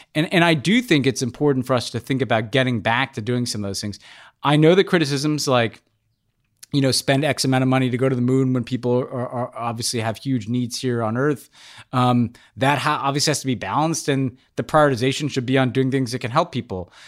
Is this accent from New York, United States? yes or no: yes; New York City, New York, United States; as a New Yorker